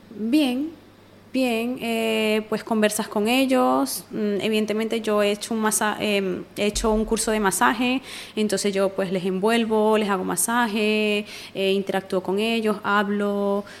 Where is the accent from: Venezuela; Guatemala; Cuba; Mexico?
Venezuela; moved away as an adult; now in Spain; yo soy venezolana